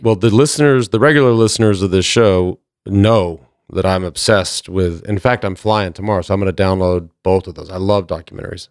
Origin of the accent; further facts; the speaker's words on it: Plano, Texas, United States; growing up in Plano, I was just a little white trash kid